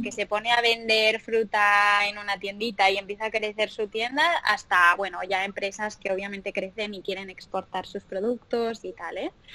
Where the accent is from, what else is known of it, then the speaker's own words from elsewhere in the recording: Pamplona, Navarre, Spain; moved away as an adult; also born or lived in Dublin / Madrid; yo soy una chica de Pamplona que mm, siempre desde pequeñita me he criado en la naturaleza, en un pueblecito en, el campo